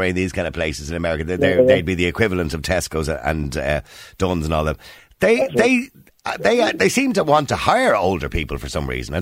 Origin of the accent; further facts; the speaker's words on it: Dublin, Leinster, Ireland; when I was a kid living in Edenmore